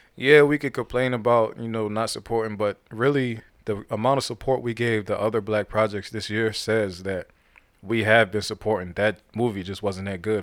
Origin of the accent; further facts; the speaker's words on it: Youngstown, Ohio, United States; now in Georgia, United States; my hometown in Atlanta, I, I mean, in, um, Ohio, Youngstown